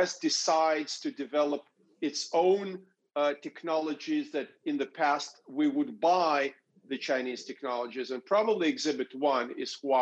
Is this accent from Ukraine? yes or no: yes; Crimea, Ukraine; moved away; I was born in the Crimea